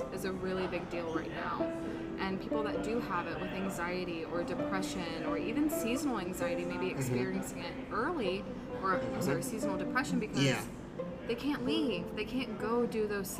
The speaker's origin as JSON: {"language": "English", "region": "Florida", "country": "United States", "said": "I'm from Florida."}